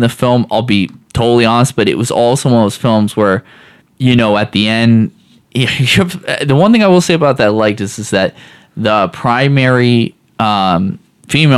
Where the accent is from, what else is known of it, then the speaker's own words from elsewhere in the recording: the Northwest, Pacific Northwest, United States; moved away; I'm from the Northwest